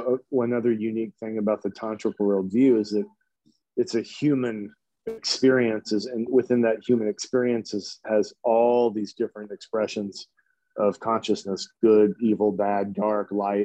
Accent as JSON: {"language": "English", "region": "Louisiana", "country": "United States", "tie": "born or raised there", "also_born_or_lived": "Texas", "moved": "yes", "said": "I grew up in Louisiana, so it was just so hot and so humid"}